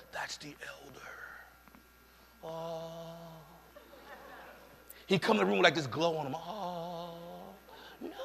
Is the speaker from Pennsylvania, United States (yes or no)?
no; New York City, New York, United States; moved away; I'm from the Bronx. I'm from New York.